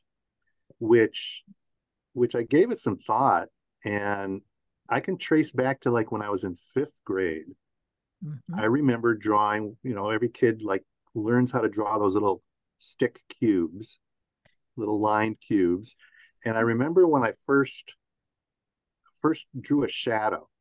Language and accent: English; Detroit, Michigan, United States; moved away as an adult; I moved back to Michigan, to my hometown of Detroit